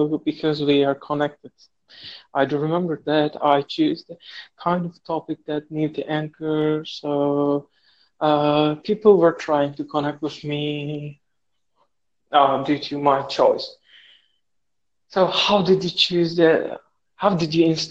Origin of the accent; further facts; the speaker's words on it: Turkey; moved away as an adult; now in Saudi Arabia; I'm from Turkey, and now I'm living in Saudi Arabia.